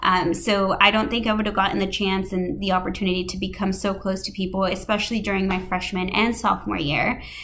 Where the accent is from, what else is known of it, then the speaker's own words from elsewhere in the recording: Scottsbluff, Nebraska, United States; moved away as an adult; now in Washington, D.C., United States; I am originally from Scottsbluff, Nebraska.